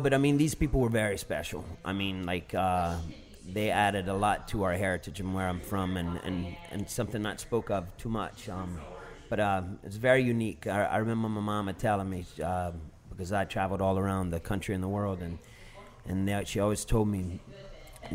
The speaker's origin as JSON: {"language": "English", "town": "Galliano", "region": "Louisiana", "country": "United States", "tie": "born or raised there", "moved": "as an adult", "lives_now": "New Orleans, United States", "said": "I grew up on Bayou Lafouche in Galliano, Louisiana"}